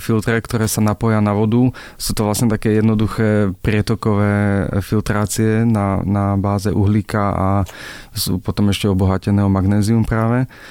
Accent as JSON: {"language": "Slovak", "country": "Slovakia", "said": "u nás doma v Bystrici, tak e, tam je strašne tvrdá voda"}